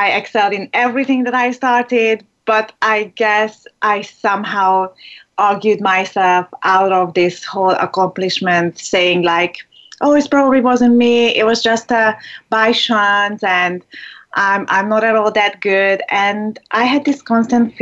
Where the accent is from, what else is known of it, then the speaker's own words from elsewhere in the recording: Hungary; English is a second language; moved away; I was born in Hungary, and that's where I lived for like half of my life